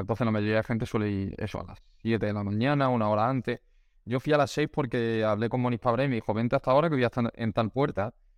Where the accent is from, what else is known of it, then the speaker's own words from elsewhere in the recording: Málaga, Andalusia, Spain; yo que soy de Málaga